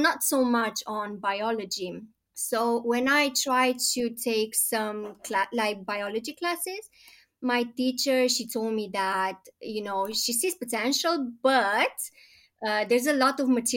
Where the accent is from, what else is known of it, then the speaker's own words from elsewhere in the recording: Romania; moved away as an adult; now in London, United Kingdom; I am originally from Romania, born and bred